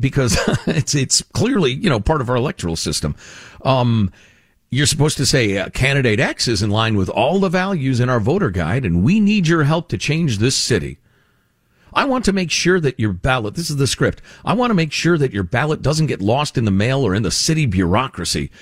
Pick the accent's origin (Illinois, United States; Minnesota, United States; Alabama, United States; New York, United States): Illinois, United States; Chicago; the corruption I grew up with in Chicagoland